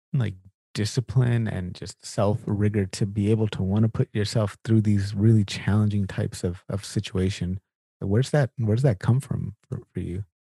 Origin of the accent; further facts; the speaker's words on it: Sacramento, California, United States; I'm from California originally as well, from Sacramento